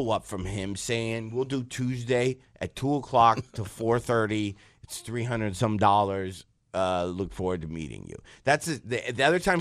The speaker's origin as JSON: {"language": "English", "town": "Detroit", "region": "Michigan", "country": "United States", "said": "I'm from Detroit."}